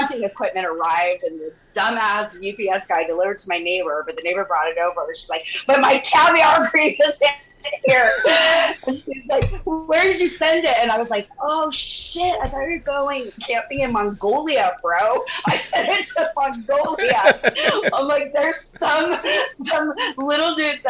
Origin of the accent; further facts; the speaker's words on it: Santa Fe, New Mexico, United States; moved away as an adult; also born or lived in Austin, Texas; now in Newport Beach, United States; I was born in Austin, but I grew up in Santa Fe, New Mexico, That's my home